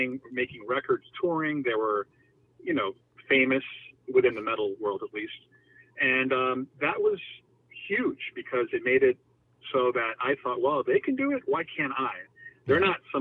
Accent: New York City, New York, United States; I grew up in Jackson Heights, Elmhurst

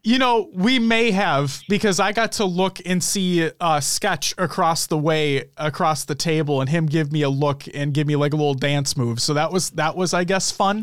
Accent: United States; we are from the United States

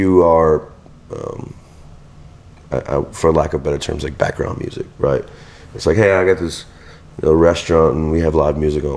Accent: Venice, Louisiana, United States; now in Houma, United States; I'm from Venice, Louisiana. So people know that, you know, we're, you know, Cajuns at heart

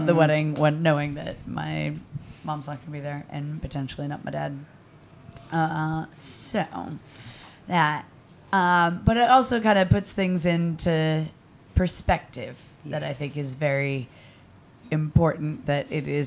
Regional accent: Boston, Massachusetts, United States; moved away as an adult; now in Glasgow, United Kingdom; I'm American, if anybody hadn't noticed, from Boston

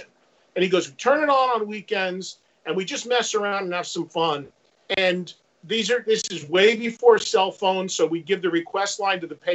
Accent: New Jersey, United States; my hometown in New Jersey has three colleges in it

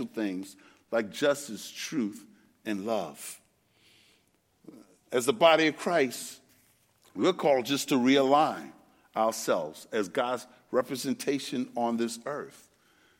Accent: New York City, New York, United States; I'm from Brooklyn, New York. That's where I was born and raised

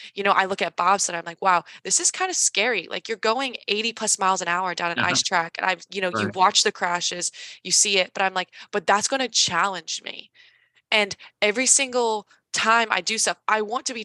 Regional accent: Carmel, Indiana, United States; moved away as an adult; also born or lived in Washington, D.C.; I grew up in Indiana. I've traveled, but I didn't really leave Indiana.

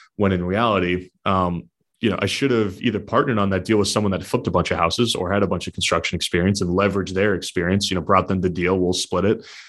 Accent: southern New Hampshire, United States; born and raised in New Hampshire, so southern New Hampshire by the Massachusetts border

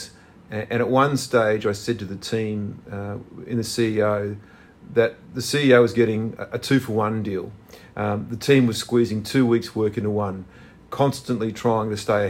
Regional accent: Australia; now in New South Wales, Australia; my home state

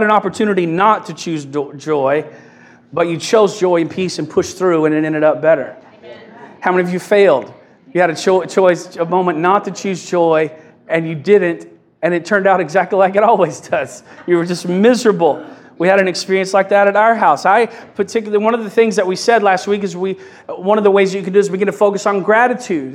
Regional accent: Kentucky, United States; I'm from Kentucky

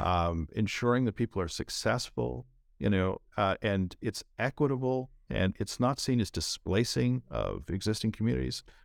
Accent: Canada; moved away as an adult; also born or lived in India; now in San Francisco, United States

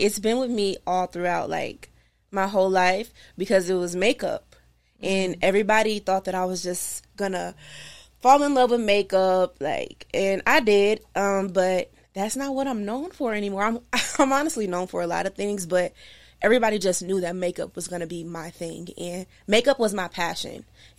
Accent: Marlin, Texas, United States; now in Los Angeles, United States; From, like, Marlin, when I say Marlin, I always feel really not going to know where it's

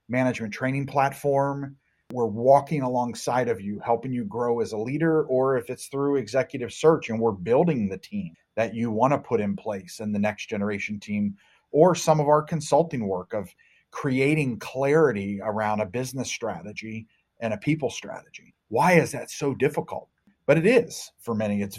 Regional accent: Cincinnati, Ohio, United States; my hometown of Cincinnati, Ohio area

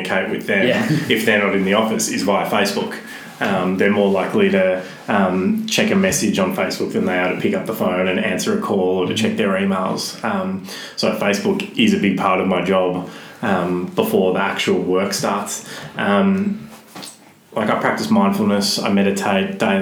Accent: Melbourne, Victoria, Australia; from Glenroy, went to school in Broadmeadows

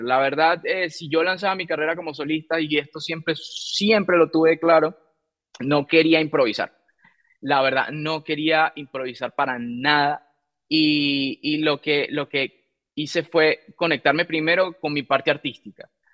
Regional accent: Venezuela; En mi país, Venezuela, em, tuve la oportunidad de, bueno, eh, comenzar, crecer

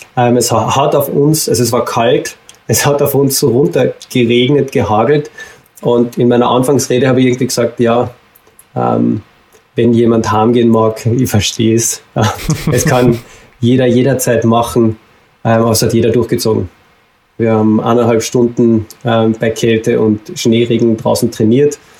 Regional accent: Carinthia, Austria; moved away as an adult; also born or lived in Salzburg; ich komme ursprünglich aus Kärnten

